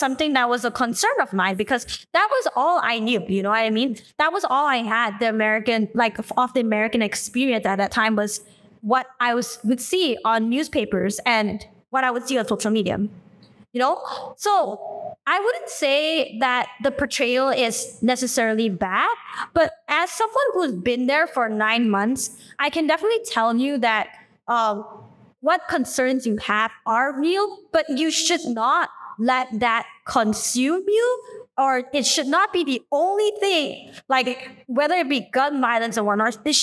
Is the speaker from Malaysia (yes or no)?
yes; Malaysia; moved away as an adult; as a Malaysian person who had never been to the U.S. before